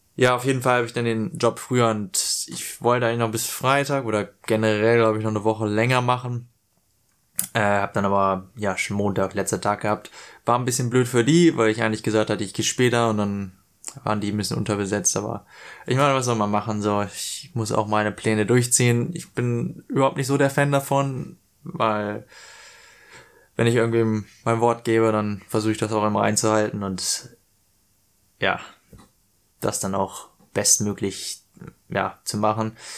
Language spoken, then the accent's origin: German; Hanover, Lower Saxony, Germany; moved away as an adult; now in Australia; ich komme aus Hannover